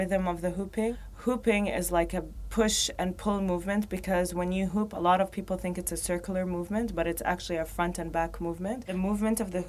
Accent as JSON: {"language": "English", "town": "Riyadh", "region": "Riyadh Province", "country": "Saudi Arabia", "tie": "born or raised there", "also_born_or_lived": "Baghdad, Iraq", "moved": "yes", "lives_now": "Dubai, United Arab Emirates", "said": "I'm from Saudi, and I was born in Baghdad, grew up in Saudi, in Riyadh."}